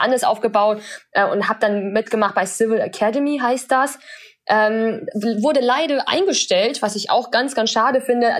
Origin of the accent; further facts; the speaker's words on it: Germany; German is a second language; also born or lived in China; bin mit acht Jahren dann nach Deutschland gekommen